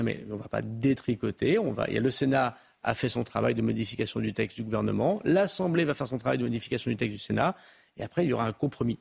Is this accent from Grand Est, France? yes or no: no; Tourcoing, Hauts-de-France, France; je suis du Nord. Voilà, je suis de Tourcoing-Roubaix